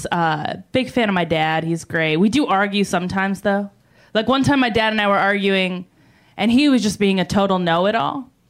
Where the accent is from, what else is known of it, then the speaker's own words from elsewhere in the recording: New York, United States; I am. I'm from New York. I'm on the road uh, here. I was in Colorado before here.